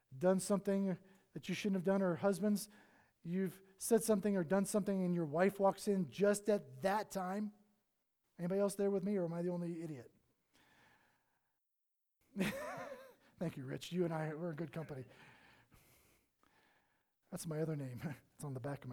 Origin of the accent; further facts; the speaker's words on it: the South, United States; moved away; I'm from the South.